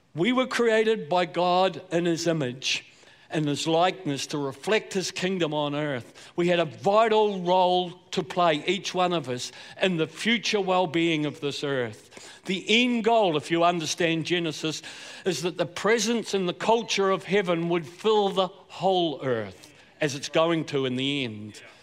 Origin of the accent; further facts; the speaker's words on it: Southland, New Zealand; accent: Southland; I was born and bred in Southland, so a bit of that accent's going to come out, I'm afraid, at different points. I'm a South Islander